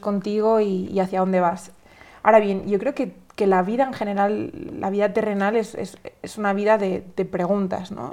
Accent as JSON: {"language": "Spanish", "country": "Spain", "tie": "born or raised there", "said": "yo soy española, ¿no? Eh, de, de, de, España es un país tradicionalmente católico"}